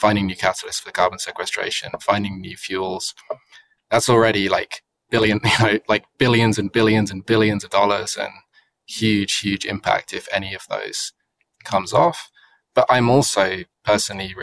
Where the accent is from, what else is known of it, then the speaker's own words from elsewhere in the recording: United Kingdom; I'm British